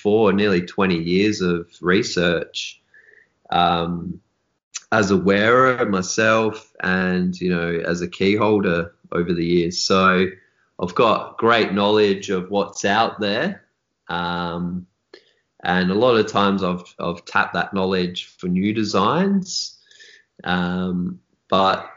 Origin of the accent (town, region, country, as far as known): Australia; born or raised there